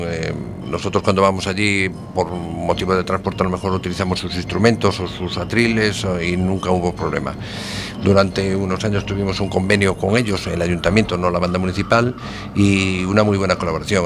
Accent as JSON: {"language": "Spanish", "town": "Ponteareas", "region": "Galicia", "country": "Spain", "said": "Soy de Pontareas"}